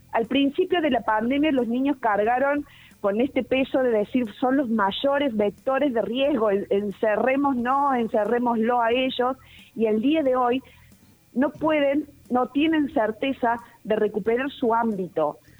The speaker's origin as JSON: {"language": "Spanish", "country": "Argentina", "said": "como argentino"}